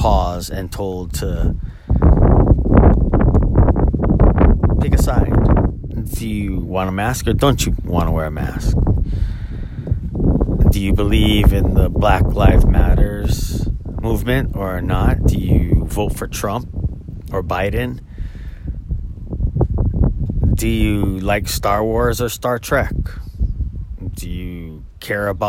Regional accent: Oahu, Hawaii, United States; now in Maui, United States; I was born and raised on Oahu, and at the age of 17, moved to Maui

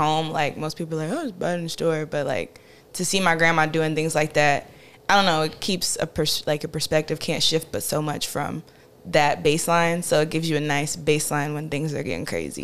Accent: Farmville, North Carolina, United States; I'm from a tiny town called Farmville, North Carolina

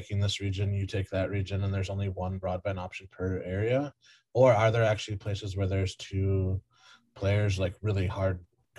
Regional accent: Milwaukee County, Wisconsin, United States; I grew up in Milwaukee County.

